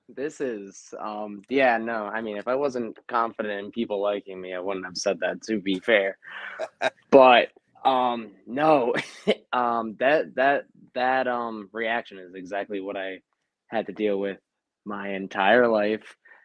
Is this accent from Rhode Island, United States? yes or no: yes; Rhode Island, United States; Rhode Island.